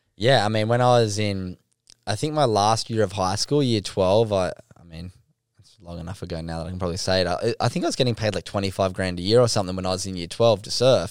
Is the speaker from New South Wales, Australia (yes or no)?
yes; Sydney, New South Wales, Australia; I grew up in North Narrabeen down on Sydney's northern beaches